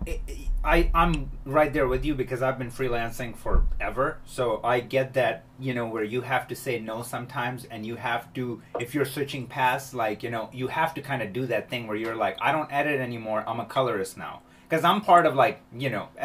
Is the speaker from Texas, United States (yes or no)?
no; Chicago, Illinois, United States; moved away as an adult; now in California, United States; I'm from Chicago. I moved to California like 10 years ago